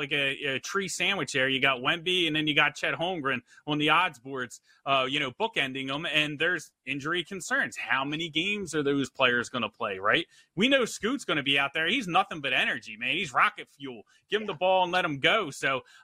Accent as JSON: {"language": "English", "town": "Philadelphia", "region": "Pennsylvania", "country": "United States", "said": "I'm from Philadelphia."}